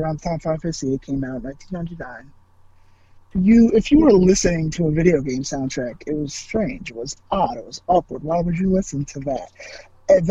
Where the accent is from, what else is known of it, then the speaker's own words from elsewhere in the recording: United States; I was born in the United States.